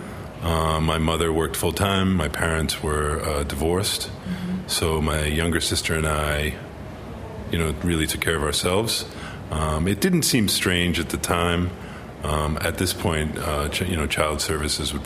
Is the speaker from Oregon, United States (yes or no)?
no; Belmont, Massachusetts, United States; also born or lived in Cambridge, Massachusetts; I'm from Belmont, yes. I spent most of my formative years in Cambridge, in Harvard Square